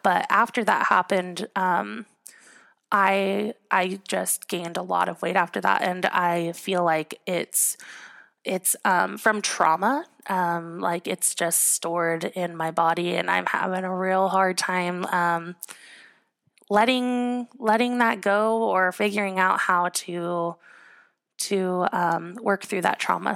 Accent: Southern California, United States; also born or lived in Utah / Portland, Oregon; I grew up in Southern California

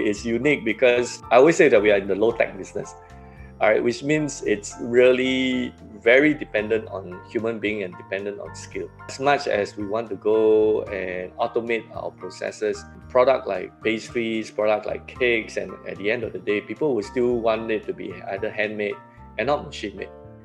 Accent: Singapore; I sort of grew how Singapore grew. Independence was 1965, so I'm born in the year 1966. So in a way, my life history as a Singaporean being 54 years old

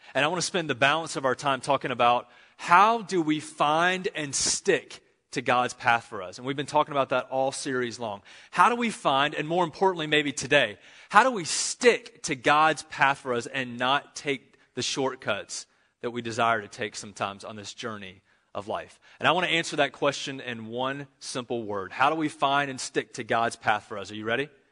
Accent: Charlotte, North Carolina, United States; I'm from Charlotte, North Carolina

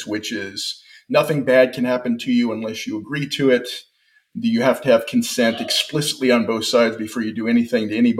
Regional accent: California, United States; moved away as an adult; now in Texas, United States; I was born in California

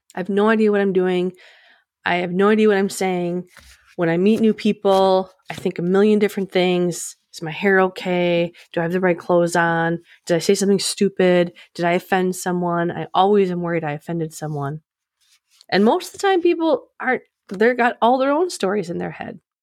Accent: Midwest, United States; I'm from the Midwest, so we like to start families right out of high school

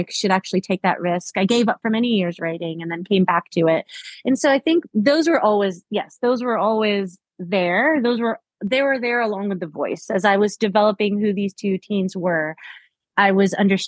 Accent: South Florida, United States; I grew up in South Florida

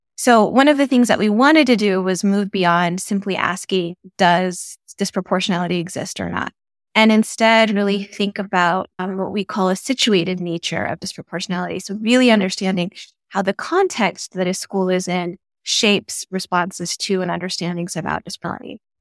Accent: Albuquerque, New Mexico, United States; now in Tucson, United States; growing up in Albuquerque, New Mexico, and also being the daughter of Ethiopian immigrants

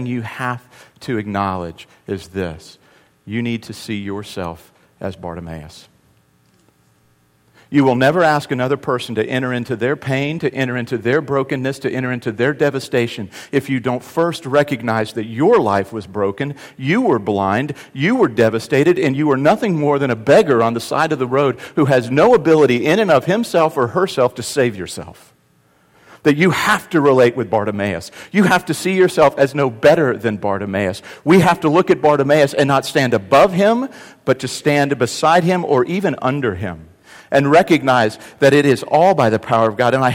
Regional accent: the South, United States; also born or lived in North Carolina; the South, we're good about being polite, but not being really real.

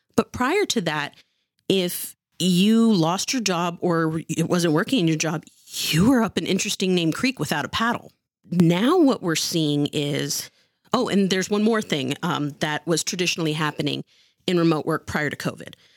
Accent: Santa Clara, California, United States; I'm actually from Santa Clara.

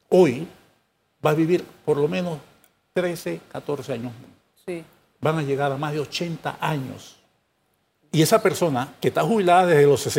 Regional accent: Panama; Somos nosotros, los panameños, que estamos atrincherados en posiciones

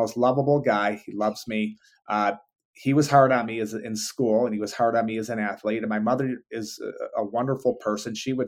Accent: Detroit, Michigan, United States; I am a big Yankee fan, even though I grew up in Detroit.

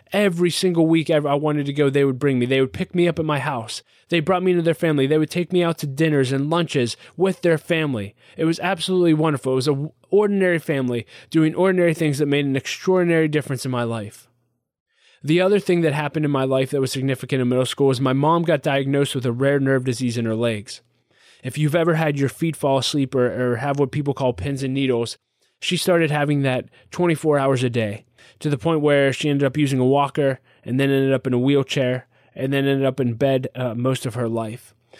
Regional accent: Pittsburgh, Pennsylvania, United States; I was born and raised in Pittsburgh, Pennsylvania

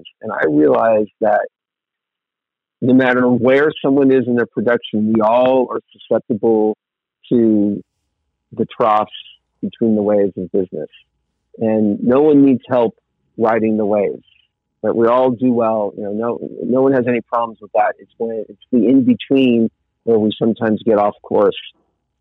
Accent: Southern California, United States; moved away as an adult; also born or lived in Malibu; now in Colorado, United States; I grew up in Southern California in a nice middle class home, and I lived in Malibu

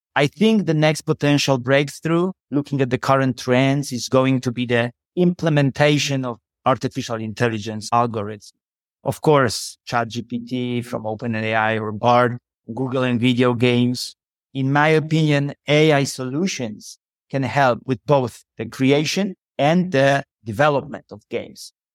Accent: Poland; I'm from Poland.

